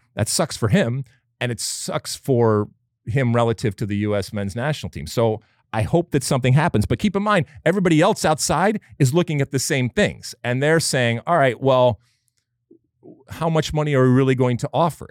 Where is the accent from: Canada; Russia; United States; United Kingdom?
United States; we as American soccer fans